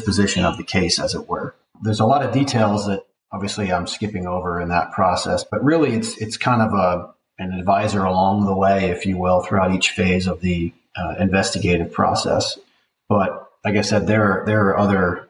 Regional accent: Kansas City, United States; I'm from the Kansas City area and went to school there

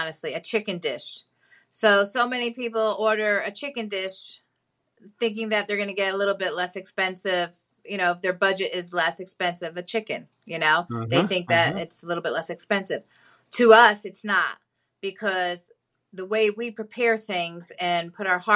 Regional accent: Hawthorne, New Jersey, United States; moved away as an adult; now in Florida, United States; I was from Hawthorne, New Jersey

